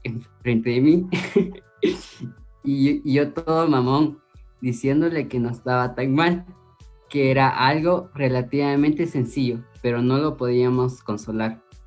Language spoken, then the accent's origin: Spanish; Guatemala; como guatemalteco